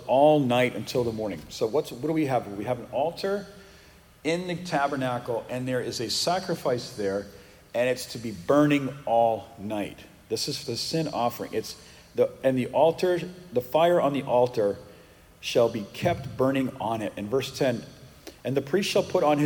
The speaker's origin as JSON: {"language": "English", "region": "Northeast", "country": "United States", "also_born_or_lived": "Massachusetts", "moved": "as an adult", "lives_now": "Texas, United States", "said": "I'm from the Northeast"}